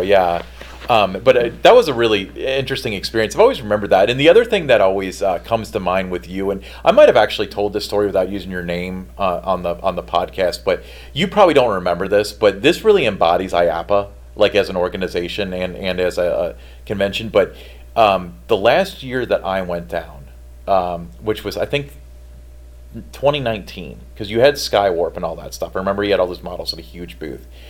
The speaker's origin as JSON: {"language": "English", "town": "Edgewood", "region": "Kentucky", "country": "United States", "tie": "born or raised there", "lives_now": "Fort Thomas, United States", "said": "I grew up in Edgewood."}